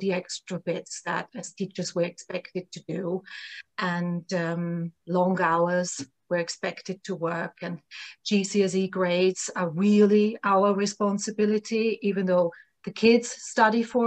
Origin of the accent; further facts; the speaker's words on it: Vienna, Austria; moved away; I'm from Vienna, Austria, originally.